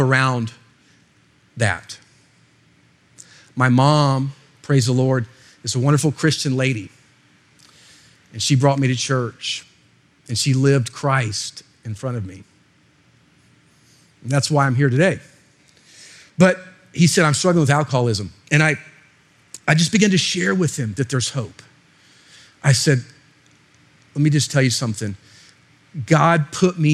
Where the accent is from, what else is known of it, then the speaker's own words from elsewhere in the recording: Florida, United States; I'm actually from Florida